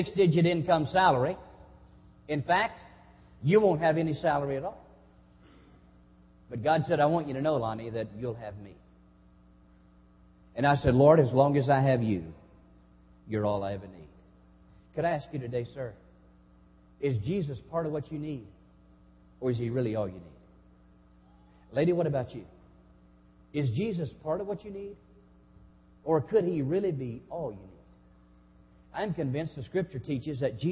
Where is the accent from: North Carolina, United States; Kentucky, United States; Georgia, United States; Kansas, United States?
Kentucky, United States; Hazard; moved away as an adult; also born or lived in South Haven, Mississippi; now in Lynch, United States; I grew up in Hazard, some 30 miles away.